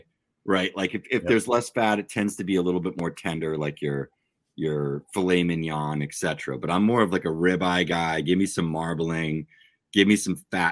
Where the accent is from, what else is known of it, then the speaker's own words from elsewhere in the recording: New England, United States; we're from New England